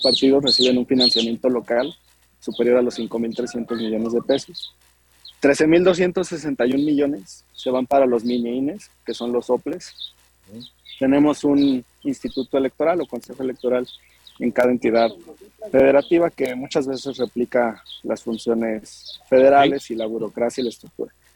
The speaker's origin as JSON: {"language": "Spanish", "town": "Guadalajara", "region": "Jalisco", "country": "Mexico", "tie": "born or raised there", "said": "yo soy originario de Guadalajara, la segunda ciudad más importante del país"}